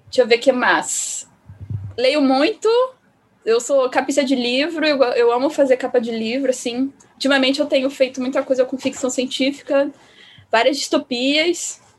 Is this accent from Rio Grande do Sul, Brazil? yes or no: no; Rio de Janeiro, Brazil; É, eu sou carioca, nasci e vivo no Rio de Janeiro.